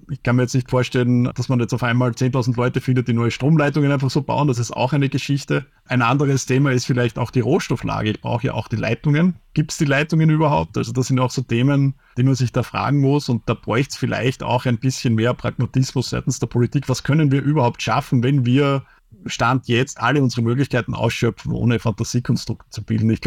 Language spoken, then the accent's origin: German; Austria; wenn man sich beschwert als typischer Österreicher.